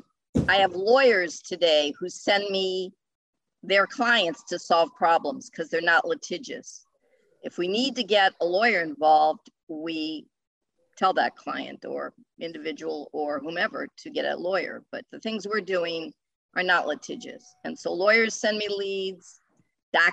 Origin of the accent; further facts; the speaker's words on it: Ohio, United States; moved away as an adult; now in New England, United States; I'm from the Midwest. I'm from Ohio